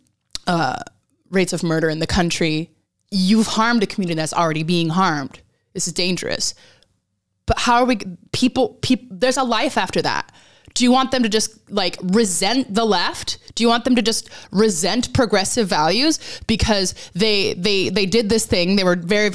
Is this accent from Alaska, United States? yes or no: yes; Alaska, United States; moved away as an adult; now in England; I grew up in Alaska, very evangelical